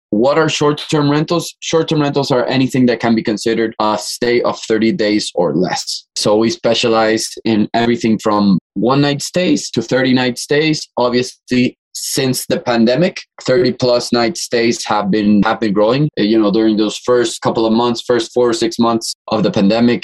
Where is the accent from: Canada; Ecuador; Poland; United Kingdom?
Ecuador; moved away as an adult; also born or lived in Boston, United States; now in Miami, United States; I'm originally from Ecuador. I've been in Miami for around 7 to 8 years now